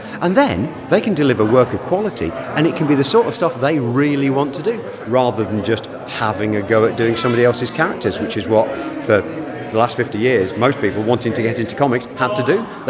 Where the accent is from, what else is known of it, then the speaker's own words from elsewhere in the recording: Aberdeen, Scotland, United Kingdom; now in Chepstow, United Kingdom; I hail originally from Aberdeen, although you can't tell that from the accent. I live now in Chepstow in South Wales.